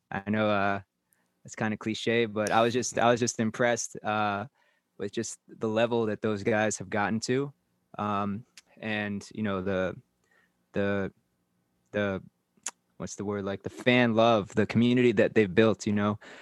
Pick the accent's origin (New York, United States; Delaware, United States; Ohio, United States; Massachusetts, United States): New York, United States; moved away as an adult; now in Mumbai, India; I'm originally from New York